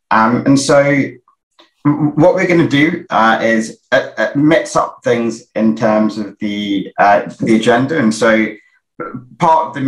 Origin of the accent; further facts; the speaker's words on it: London, United Kingdom; similar to Kenny, I'm from I'm from South London, and so it's always uh, good to uh, to see a fellow South Londoner on on here.